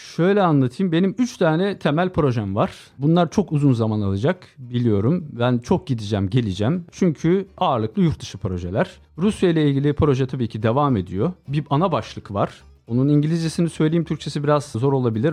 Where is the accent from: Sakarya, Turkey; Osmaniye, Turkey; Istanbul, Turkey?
Istanbul, Turkey; İstanbul doğumluyum